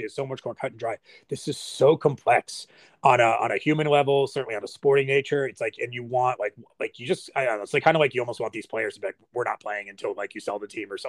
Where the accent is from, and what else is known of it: United States